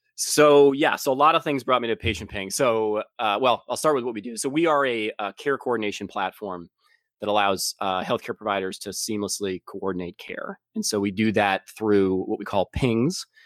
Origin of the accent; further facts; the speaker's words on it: Boston, Massachusetts, United States; also born or lived in San Francisco; I grew up in, uh, in Boston area